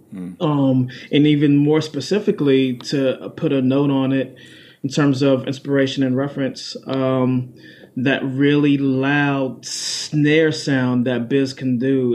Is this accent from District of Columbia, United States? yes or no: yes; Washington, District of Columbia, United States; also born or lived in Prince George's County, Maryland; So I was born in Washington D.C., raised there and then also raised in Prince George's County, Maryland, mm-hmm. uh, a county right outside of Washington, D.C.